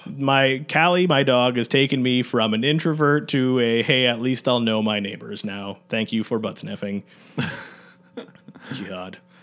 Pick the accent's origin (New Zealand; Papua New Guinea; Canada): Canada; Newmarket, Ontario; I'm, uh, born and raised in Newmarket